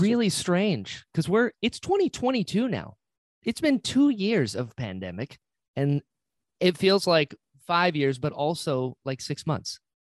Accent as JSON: {"language": "English", "region": "North Carolina", "country": "United States", "tie": "born or raised there", "said": "I'm originally from North Carolina, very Appalachia"}